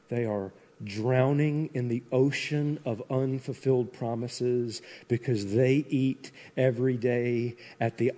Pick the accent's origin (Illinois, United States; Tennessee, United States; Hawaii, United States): Tennessee, United States; I'm from Tennessee